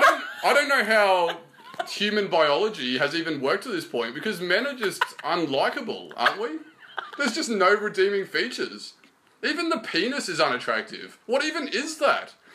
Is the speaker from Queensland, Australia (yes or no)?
yes; Queensland, Australia; growing up in Queensland